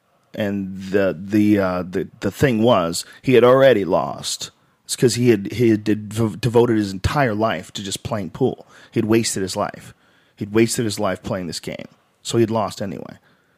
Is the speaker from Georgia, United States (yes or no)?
no; Miami, Florida, United States; You say you're Cuban. I'm Cuban from Miami. Of course I'm a Republican.